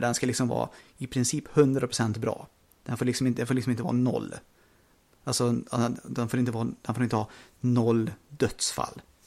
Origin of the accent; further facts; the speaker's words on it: Sweden; vi är ju svenskar